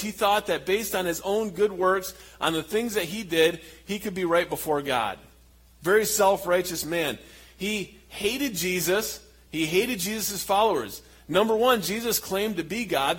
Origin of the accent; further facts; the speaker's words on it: Michigan, United States; moved away as an adult; also born or lived in Papua, Indonesia; now in Indonesia; we're from Michigan